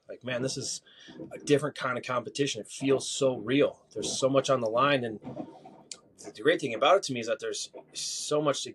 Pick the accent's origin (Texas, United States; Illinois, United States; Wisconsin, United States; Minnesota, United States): Minnesota, United States; Mankato; moved away as an adult; now in Phoenix, United States; back in my hometown of Mankato, Minnesota